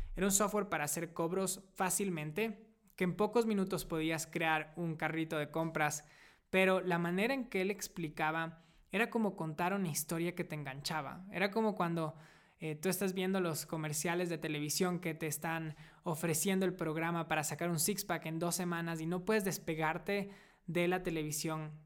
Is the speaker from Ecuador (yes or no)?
yes; Ecuador; moved away as an adult; also born or lived in United States; Hace siete años decidí volver a mi país natal, Ecuador, después de haber vivido seis años en Estados Unidos